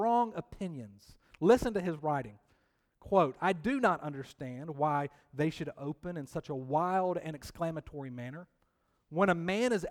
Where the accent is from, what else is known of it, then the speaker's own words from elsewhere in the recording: Columbus, Georgia, United States; moved away as an adult; now in Triangle area, United States; growing up in Columbus, Georgia, I did attend many Columbus Cottonmouth hockey games